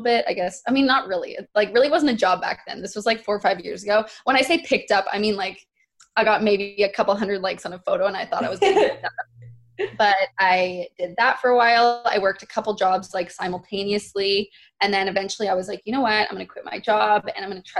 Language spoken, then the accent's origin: English; Vancouver, British Columbia, Canada; I'm from Canada, which a lot of people don't know that. I'm from Vancouver. I grew up here